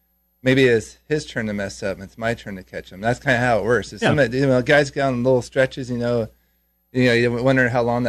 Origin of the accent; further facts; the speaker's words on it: California, United States; I grew up in California